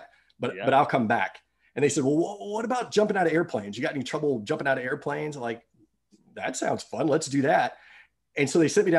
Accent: Huntsville, Alabama, United States; moved away; I'm from Huntsville. Huntsville's my hometown

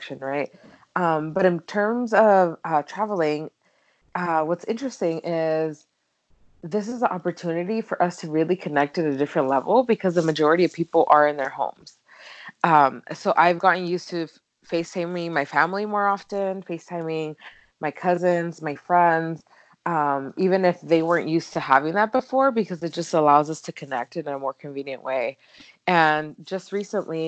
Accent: California, United States; moved away as an adult; also born or lived in Mexico; now in Phoenix, United States; I've lived in California pretty much all of my life

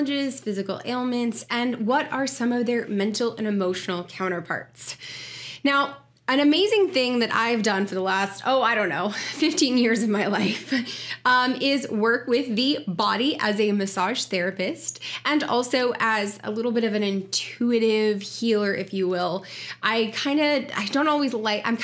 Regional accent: Kansas City, Missouri, United States; Joining you from my hometown of Kansas City

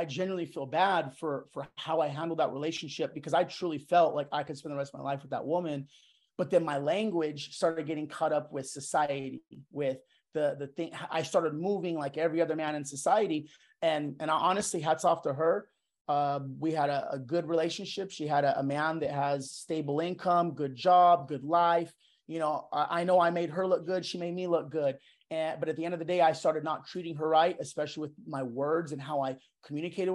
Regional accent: Yuma, Arizona, United States; moved away as an adult; I grew up in Yuma, Arizona, small town, predominantly white, mixed with Hispanic, Mexican descent

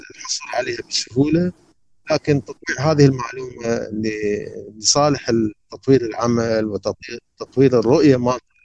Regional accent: Karbala, Karbala Governorate, Iraq; moved away as an adult; now in Baghdad, Iraq; انا بالحق ما غادرت العراق ابد يعني يعني ابدا وبالذات انا انتقلت من سكني من كربلاء الى بغداد

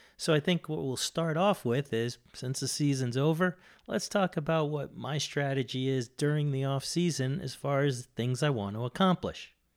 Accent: Boston, Massachusetts, United States; moved away; I'm from Boston originally. uh, since moved.

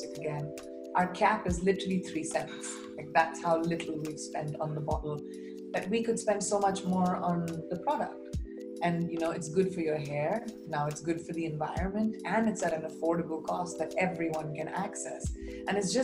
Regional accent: India; my part of the world, you know, India

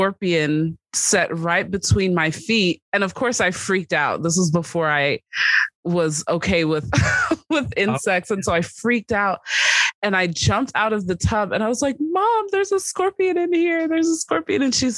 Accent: New York City, New York, United States; I grew up in New York City, not a lot of wild creatures

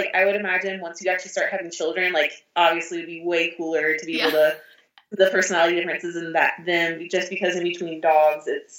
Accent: Tallahassee, Florida, United States; now in Clovis, United States; I grew up in Tallahassee, Florida

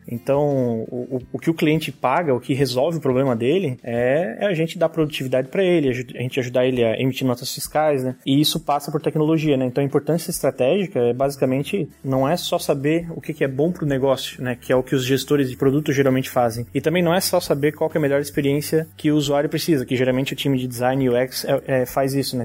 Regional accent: Joinville, Santa Catarina, Brazil; eu sou aqui de Joinville, Santa Catarina, que é onde está a Conta Azul.

